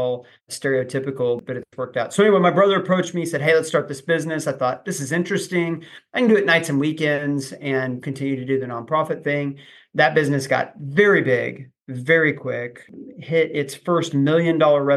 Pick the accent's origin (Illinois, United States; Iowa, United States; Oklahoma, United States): Oklahoma, United States; I grew up in Oklahoma, went to OU as a finance major